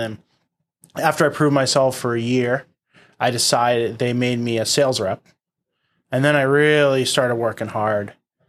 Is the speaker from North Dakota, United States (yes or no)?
no; Boston, Massachusetts, United States; born and raised in Boston